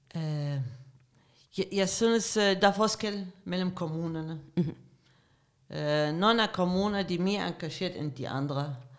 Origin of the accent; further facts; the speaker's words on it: Iraq; Danish is a second language; moved away as an adult; now in Denmark; Jeg kom til Danmark i starten af 90'erne som politisk flygtning. Jeg er iraker